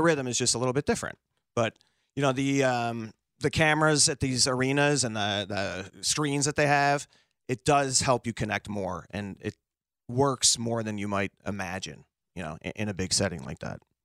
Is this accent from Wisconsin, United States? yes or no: no; Chicago, Illinois, United States; I grew up on the South Side, taking the Dan.